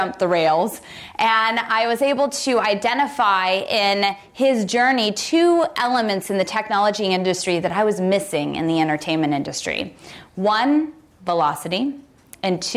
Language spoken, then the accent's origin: English; Santa Cruz, California, United States; I grew up in Santa Cruz, and I was a sort of beach bum ballerina